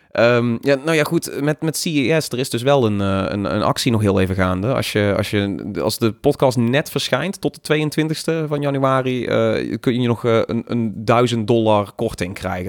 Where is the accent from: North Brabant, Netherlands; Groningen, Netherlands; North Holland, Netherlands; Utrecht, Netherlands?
North Brabant, Netherlands; als Brabander